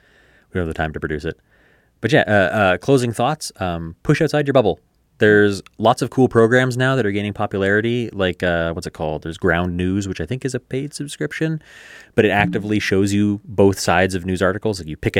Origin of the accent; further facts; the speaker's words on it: Canada; the path of least resistance is just to stop watching Canadian content, which sucks as a Canadian.